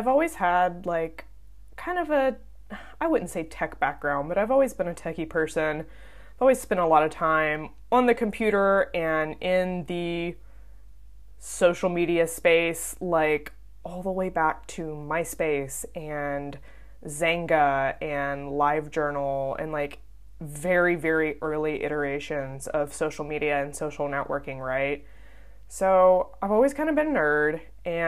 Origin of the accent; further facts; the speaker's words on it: Southern United States, United States; accent: southern; now in Birmingham, United States; my southern accent